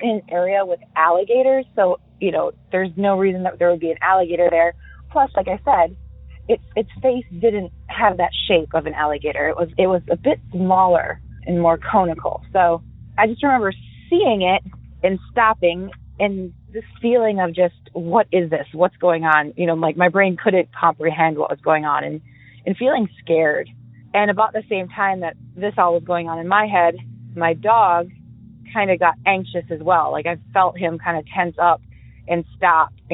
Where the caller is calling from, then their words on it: Spring Hill, Florida, United States; I am calling from Spring Hill, Florida, just a little north of Tampa